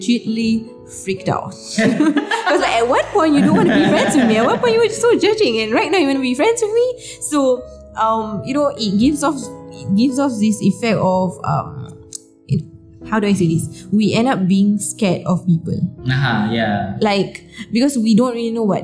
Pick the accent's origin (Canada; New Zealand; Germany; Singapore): Singapore; we came from Singapore and we are not, you know, locals